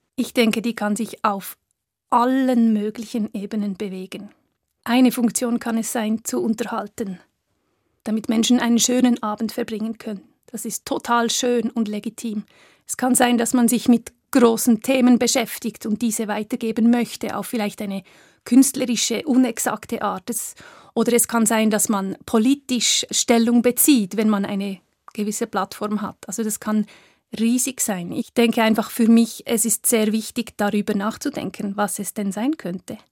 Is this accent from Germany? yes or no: no; Köniz, Bern, Switzerland; Es ist eine sehr urbane Gemeinde mit aber vielen ländlichen Kleingemeinden, die auch noch dazugehören. Also es gibt sehr viele Gegensätze in meinem Heimatdorf